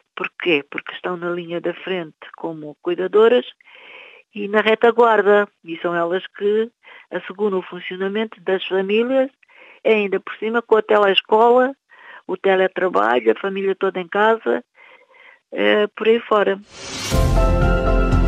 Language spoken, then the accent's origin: Portuguese; Cape Verde; now in Portugal; os meus irmãos em Cabo Verde